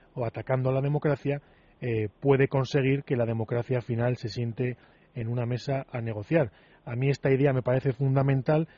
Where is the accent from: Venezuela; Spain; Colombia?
Spain; como españoles